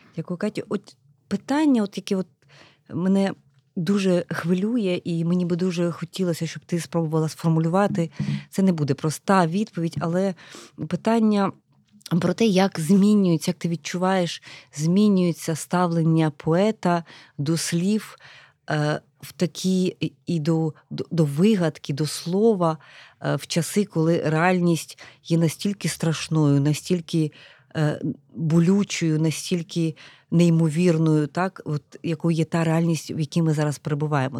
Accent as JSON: {"language": "Ukrainian", "town": "Kamianets-Podilskyi", "region": "Khmelnytskyi Oblast", "country": "Ukraine", "tie": "born or raised there", "moved": "yes", "lives_now": "Kyiv, Ukraine", "said": "Я теж людина з Поділля, я родом з Кам'янця-Подільського"}